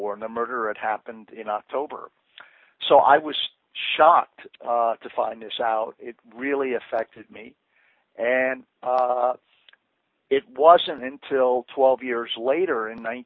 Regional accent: Washington, District of Columbia, United States; I grew up in Washington, D.C. in the 1950s and 1960s

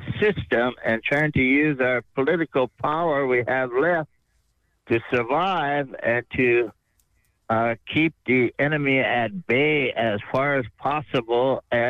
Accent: Lakota country, upper Midwest, United States; also born or lived in Minnesota; our country here, Lakota country in the upper Midwest

